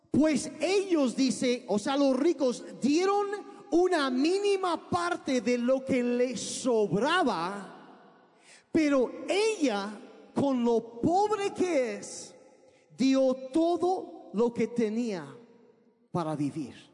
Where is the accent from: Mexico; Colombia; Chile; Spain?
Mexico; Sonora; also born or lived in United States / Sinaloa; Yo crecí, ah, nací en Estados Unidos, pero cuando yo tenía cuatro años de edad, mis papás se vinieron a México. Y, y vivimos en el norte de México, en lo que es Sonora y Sinaloa